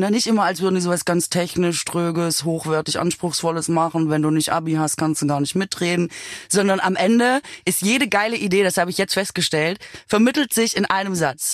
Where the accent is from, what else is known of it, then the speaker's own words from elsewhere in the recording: Swabia, Germany; now in Berlin, Germany; Ich bin ja Schwäbin